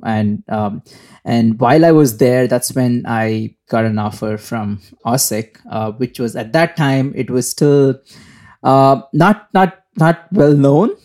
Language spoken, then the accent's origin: English; India; moved away as an adult; also born or lived in Singapore; I am from India. Um, I was, uh, born in India, brought up in India, uh, uh, for most of my life